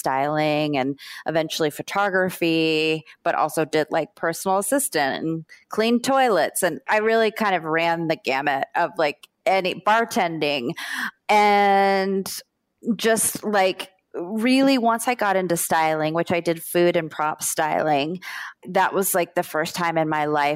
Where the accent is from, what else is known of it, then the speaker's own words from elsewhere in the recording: South Florida, United States; also born or lived in Brooklyn, New York; I grew up in South Florida